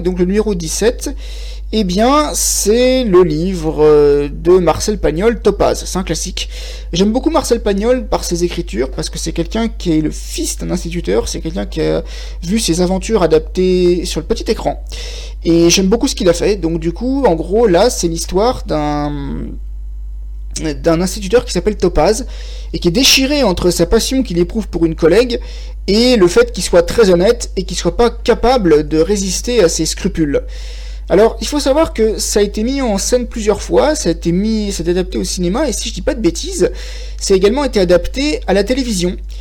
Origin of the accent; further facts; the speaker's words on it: France; moi je suis français